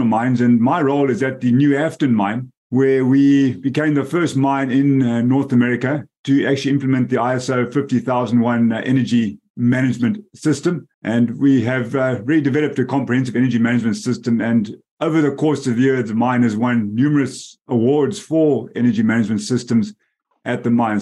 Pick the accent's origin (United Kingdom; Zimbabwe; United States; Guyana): Zimbabwe; Bulawayo; moved away as an adult; also born or lived in South Africa; I'm actually born and raised in the metropolis of Bulawayo in Zimbabwe.